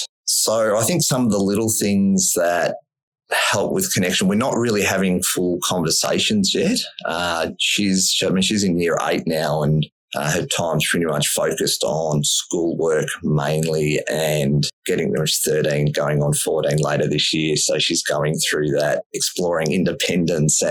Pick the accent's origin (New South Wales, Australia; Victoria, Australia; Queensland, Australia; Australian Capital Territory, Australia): Victoria, Australia; Melbourne; I grew up in Melbourne, which is sort of Australia's sports capital.